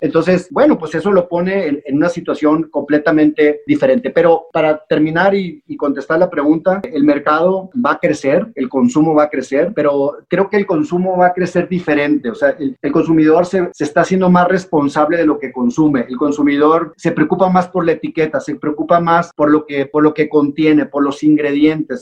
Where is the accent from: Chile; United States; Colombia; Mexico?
Mexico; los que somos mexicanos